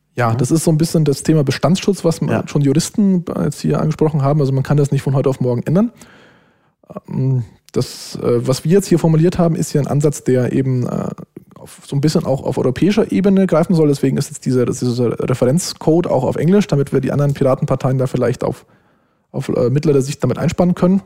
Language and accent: German; Germany; als Deutscher